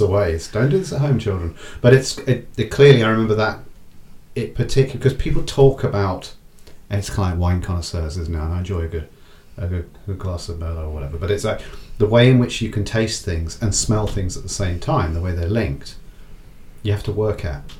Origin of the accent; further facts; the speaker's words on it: England, United Kingdom; us as English people living in Southern England